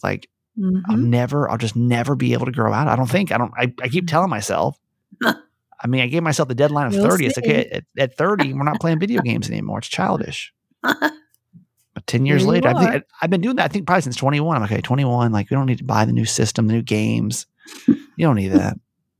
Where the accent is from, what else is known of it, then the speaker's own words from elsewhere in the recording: Georgia, United States; I grew up in Georgia. So going to Six Flags Over Georgia was like, it doesn't get much better than that.